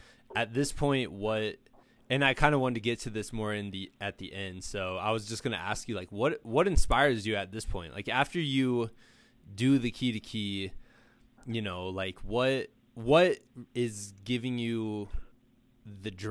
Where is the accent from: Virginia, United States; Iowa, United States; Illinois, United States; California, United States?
Iowa, United States; Muscatine; I'm from Muscatine